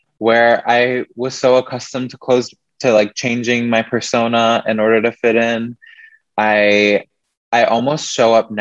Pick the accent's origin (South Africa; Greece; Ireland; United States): United States; Midwest; moved away as an adult; now in Seattle, United States; growing up in the Midwest, I felt very trapped there